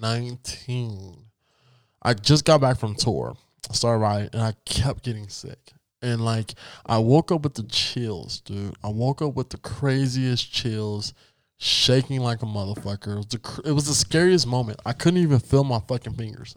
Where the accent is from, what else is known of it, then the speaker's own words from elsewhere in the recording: United States; Yes, I am black and I have roots from Africa, but I was born in America